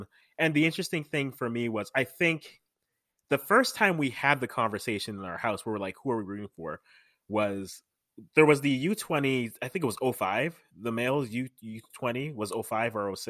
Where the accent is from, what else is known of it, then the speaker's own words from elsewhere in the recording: Canada; born there; I'm Ghanaian. Parents are Ghanaian. I was born here in Canada.